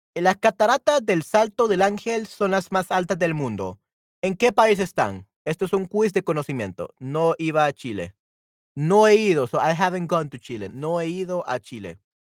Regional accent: El Salvador; soy de El Salvador

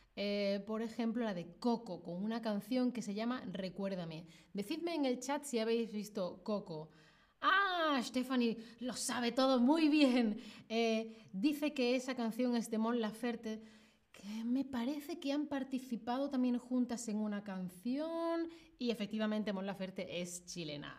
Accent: Spain; yo soy de España

